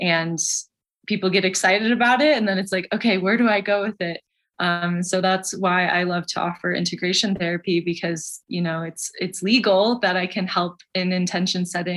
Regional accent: Michigan, United States; now in Colorado, United States; I'm from Michigan originally

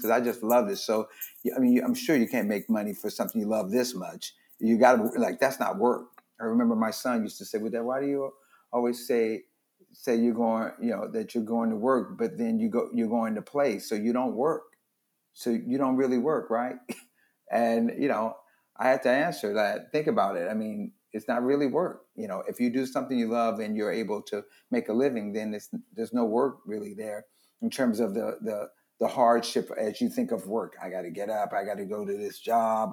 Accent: Los Angeles, California, United States; also born or lived in Louisiana; I just lived in Watts. We moved there when I was nine from Louisiana.

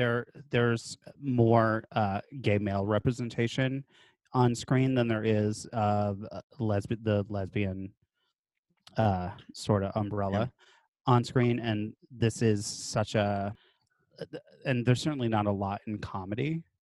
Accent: Binghamton, New York, United States; Binghamton, New York. Three gay bars.

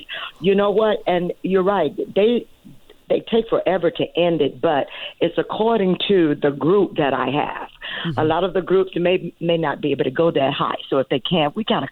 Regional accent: Jackson, Mississippi, United States; moved away as an adult; now in Riverside, United States; I was born in Jackson, Mississippi

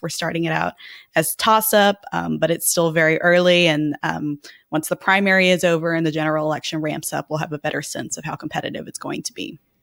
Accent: Texas, United States; now in Washington, D.C., United States; my home state of Texas

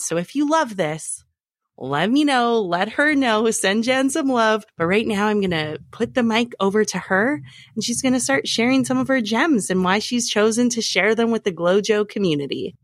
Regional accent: Alberta, Canada; moved away; I am from Alberta originally

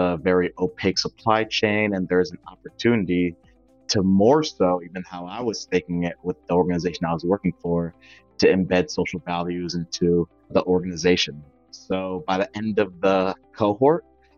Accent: Windsor, Connecticut, United States; I was born and raised in Windsor, Connecticut

